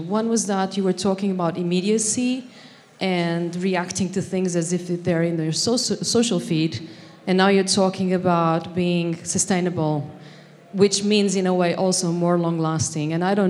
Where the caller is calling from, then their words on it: Tokyo, Japan; I'm coming from Tokyo, land of good design.